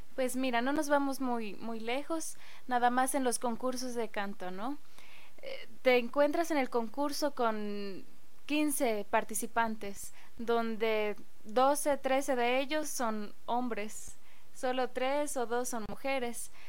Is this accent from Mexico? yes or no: yes; State of Mexico, Mexico; ahí en el pueblo, vengo de Lubianos, Estado de México, orgullosamente